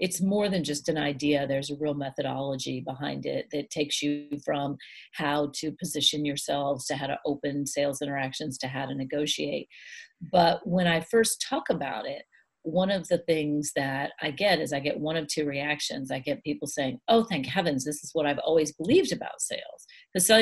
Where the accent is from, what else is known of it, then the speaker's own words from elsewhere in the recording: United States; I'm an American